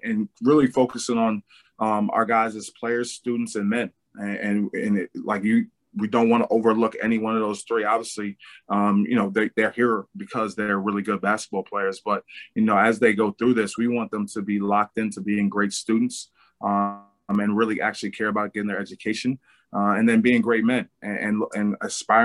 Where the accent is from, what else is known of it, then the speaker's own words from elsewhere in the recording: New York City, New York, United States; moved away; come back to my hometown, New York City